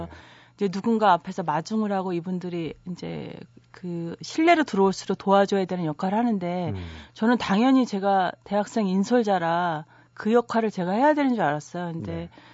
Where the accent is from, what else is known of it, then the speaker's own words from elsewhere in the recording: Hwacheon, Gangwon, South Korea; moved away; 저도 강원도 화천에서 자라서